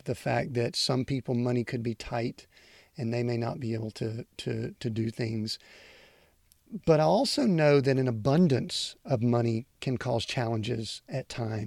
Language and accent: English; outside of Atlanta, Georgia, United States; I grew up outside of Atlanta where Emory University is there